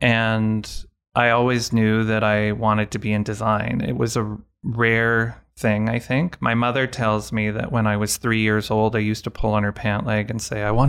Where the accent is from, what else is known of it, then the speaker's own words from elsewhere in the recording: Winnipeg, Manitoba, Canada; born there; now in Calgary, Canada; I was born in Winnipeg, but I've lived most of my adult life in Calgary